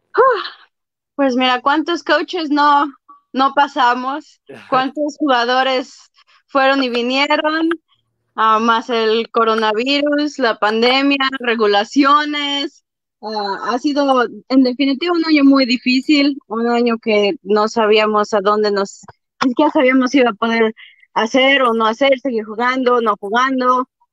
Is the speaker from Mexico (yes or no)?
yes; Mexico City, Mexico; De la Ciudad de México, del Distrito Federal.